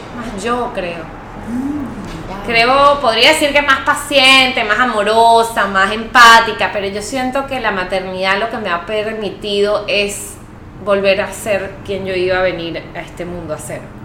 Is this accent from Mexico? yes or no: no; Venezuela; moved away as an adult; also born or lived in Oklahoma, United States / France; now in Lima, Peru; yo soy venezolana, pues yo siempre he vivido en, Venezuela